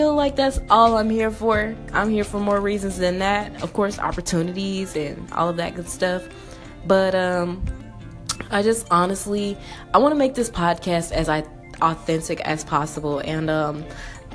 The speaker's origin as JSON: {"language": "English", "town": "Memphis", "region": "Tennessee", "country": "United States", "tie": "born or raised there", "moved": "as an adult", "lives_now": "Atlanta, United States", "said": "I'm from Memphis, Tennessee, born and raised. I lived there from 0 to 20 years old"}